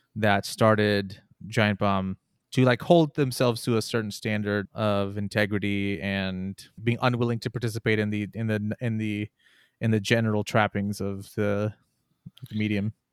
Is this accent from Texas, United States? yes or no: yes; Texas, United States; I'm from Texas